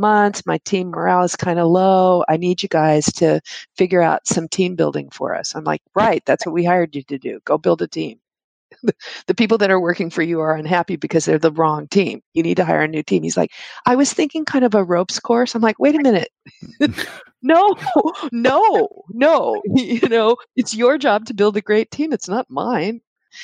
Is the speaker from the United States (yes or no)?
yes; Texas, United States; I'm from Texas